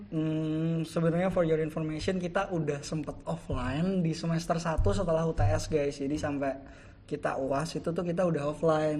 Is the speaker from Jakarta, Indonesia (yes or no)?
no; Semarang, Central Java, Indonesia; accent: Semarang Javanese; moved away as an adult; now in Yogyakarta, Indonesia; di daerahku di Jawa-Jawanya Semarangan